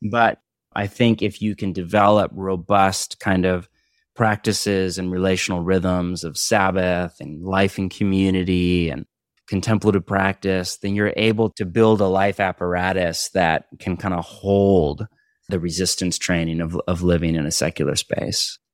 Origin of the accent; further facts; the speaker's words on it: Bay Area, California, United States; also born or lived in Portland, Oregon / Orange County, California; now in Los Angeles, United States; I grew up in the Bay Area, then I was in Portland for twenty years and now in L